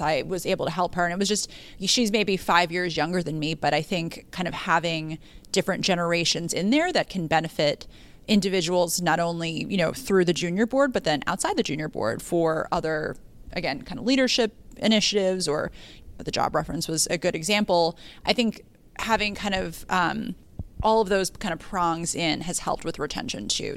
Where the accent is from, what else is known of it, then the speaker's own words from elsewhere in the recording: Yonkers, New York, United States; also born or lived in Bronx; I'm from Yonkers, you know, I went to school in the Bronx